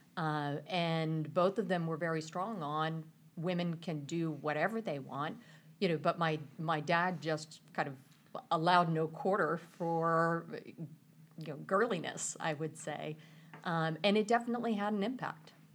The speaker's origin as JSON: {"language": "English", "town": "Mechanicsburg", "region": "Pennsylvania", "country": "United States", "tie": "born or raised there", "also_born_or_lived": "California", "moved": "as an adult", "said": "I grew up in Mechanicsburg, Pennsylvania"}